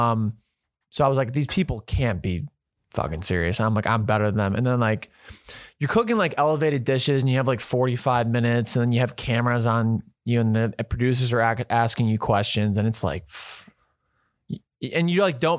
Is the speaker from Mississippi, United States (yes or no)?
no; Ohio, United States; I'm the guy from Ohio that makes TikToks